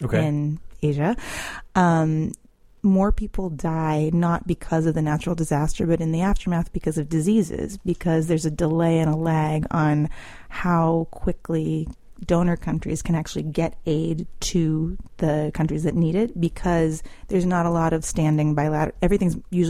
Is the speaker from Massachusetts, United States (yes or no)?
yes; Lexington, Massachusetts, United States; moved away as an adult; also born or lived in Chicago / Moscow; now in Washington, D.C., United States; I'm from Lexington, Massachusetts